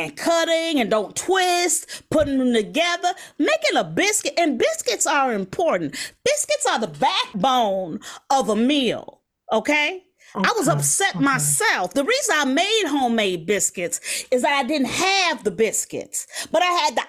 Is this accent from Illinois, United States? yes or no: yes; Chicago, Illinois, United States; I come from Chicago